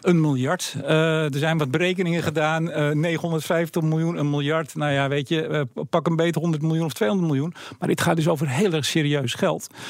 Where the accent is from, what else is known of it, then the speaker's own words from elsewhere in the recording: Netherlands; als Nederlanders